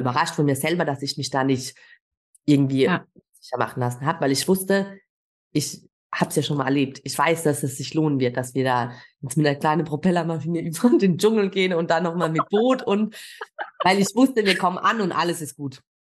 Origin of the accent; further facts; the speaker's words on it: Germany; ich bin Deutsche